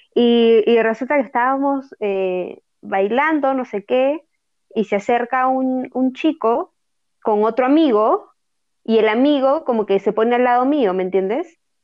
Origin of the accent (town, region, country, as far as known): Piura, Peru